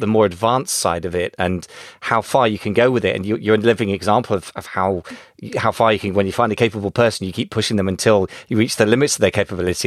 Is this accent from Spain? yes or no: no; United Kingdom; first language English; as a Brit